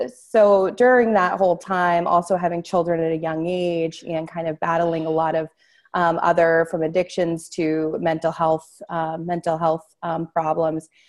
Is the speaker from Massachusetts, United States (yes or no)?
yes; Newburyport, Massachusetts, United States; moved away; also born or lived in Amesbury, Massachusetts; I was born in Newburyport, Massachusetts